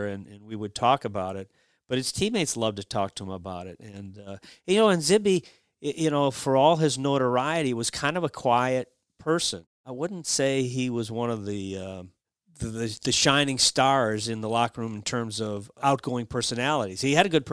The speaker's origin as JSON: {"language": "English", "town": "Cleveland", "region": "Ohio", "country": "United States", "said": "I'm from Cleveland"}